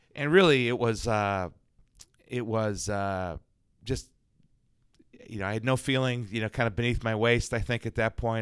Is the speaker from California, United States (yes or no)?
no; Chicago, Illinois, United States; moved away; Chicago, sir, White Sox, and that Cubs